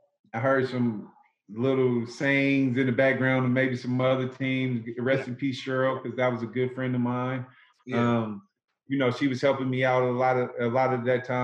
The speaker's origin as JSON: {"language": "English", "town": "Oakland", "region": "California", "country": "United States", "tie": "born or raised there", "said": "I come from Oakland, in Oakland, California. If you know, Oakland is a really rough, tough place to grow up"}